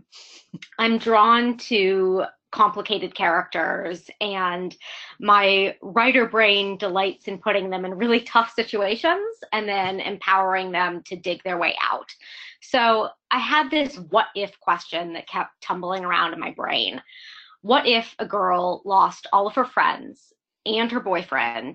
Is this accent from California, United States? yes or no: no; Pittsburgh, Pennsylvania, United States; now in New York, United States; I'm in New York now, but I'm from Pittsburgh originally